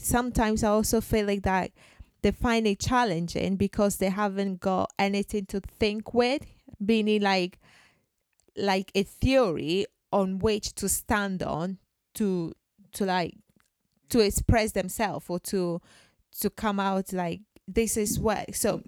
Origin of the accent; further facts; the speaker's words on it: Ghana; I'm from Ghana.